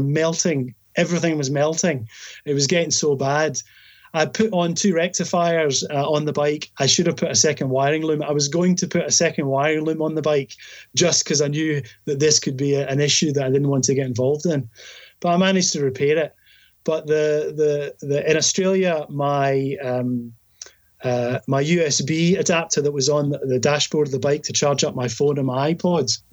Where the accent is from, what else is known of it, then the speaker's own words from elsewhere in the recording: Scotland, United Kingdom; I'm from Scotland